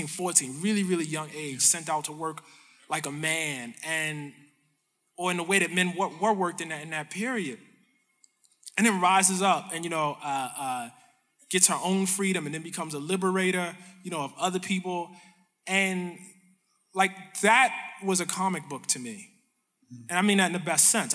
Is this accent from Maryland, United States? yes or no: yes; Baltimore, Maryland, United States; So I grew up, I'm from Baltimore.